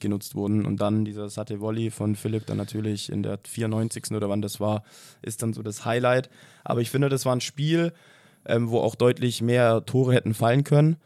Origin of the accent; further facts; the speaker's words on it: Stuttgart, Baden-Württemberg, Germany; moved away; Ich komme gebürtig aus Stuttgart.